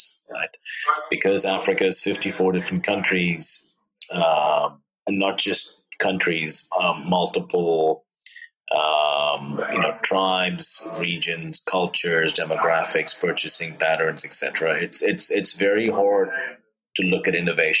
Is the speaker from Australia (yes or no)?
no; Oman; moved away as an adult; also born or lived in India / Stanford, United States; I grew up in the Middle East in Oman.